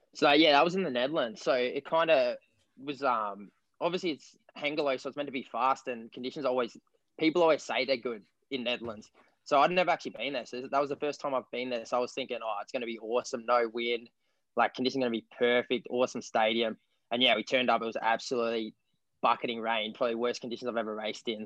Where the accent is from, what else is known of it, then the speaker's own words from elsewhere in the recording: King Island, Tasmania, Australia; I'm an Australian long distance runner from 1500 to 10K, and I'm from King Island, Australia.